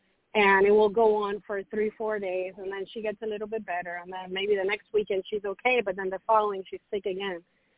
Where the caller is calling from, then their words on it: Miami Beach, Florida, United States; I'm calling from Miami Beach.